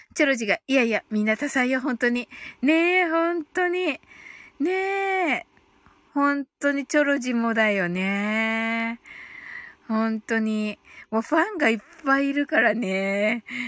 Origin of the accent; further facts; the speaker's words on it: Kyushu, Japan; 私もね、九州人だから